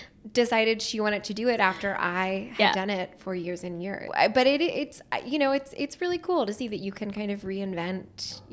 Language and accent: English; New Hope, Pennsylvania, United States; I grew up in New Hope, Pennsylvania. It sounds very cute, but it is cute. It's a little quaint town, about 45 minutes outside of Philly.